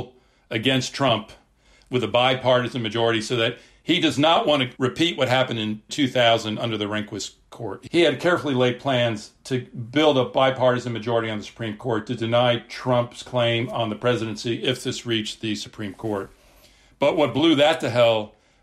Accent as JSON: {"language": "English", "country": "United States", "accent": "American", "moved": "as an adult", "lives_now": "United Kingdom", "said": "I teach in Britain, but you can tell by my voice, I'm obviously an American"}